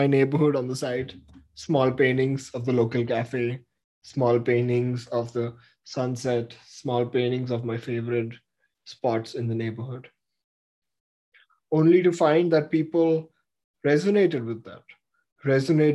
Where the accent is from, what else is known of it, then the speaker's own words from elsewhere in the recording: Mumbai, Maharashtra, India; moved away; also born or lived in San Francisco; I was born in Mumbai in 1997